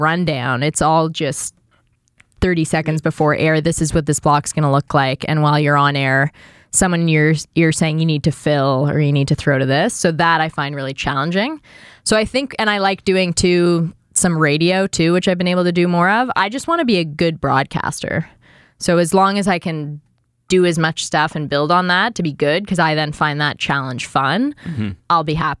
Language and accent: English; Toronto, Ontario, Canada; accent: Etobicoke; moved away as an adult; also born or lived in Vancouver / London; now in Toronto, Canada; I'm from Etobicoke. I have an Etobicoke accent.